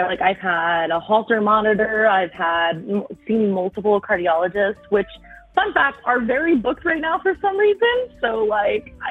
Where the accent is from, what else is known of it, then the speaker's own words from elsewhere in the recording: Philadelphia, Pennsylvania, United States; also born or lived in South Carolina; now in Colorado, United States; I was born in Philly, but I currently live in Colorado